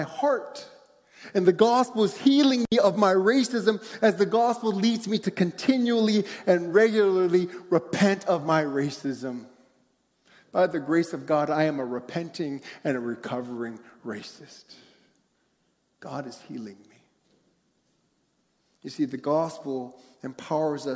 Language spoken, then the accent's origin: English; United States; As an Asian growing up in America